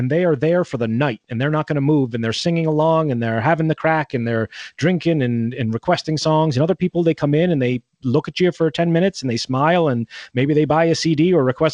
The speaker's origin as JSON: {"language": "English", "region": "Connecticut", "country": "United States", "tie": "born or raised there", "moved": "as an adult", "lives_now": "Ireland", "said": "growing up in Connecticut in that household"}